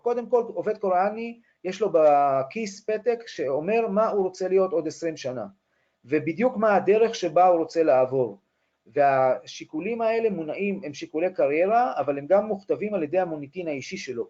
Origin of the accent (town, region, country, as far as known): Israel